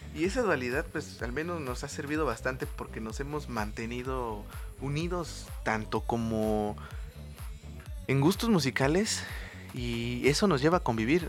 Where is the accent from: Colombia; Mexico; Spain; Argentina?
Mexico; Oaxaca; yo estudié fuera ¿no? del estado, nosotros somos de Oaxaca